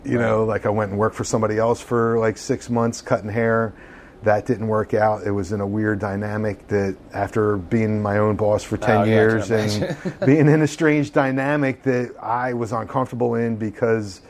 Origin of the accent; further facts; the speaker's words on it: King of Prussia, Pennsylvania, United States; I grew up in King of Prussia.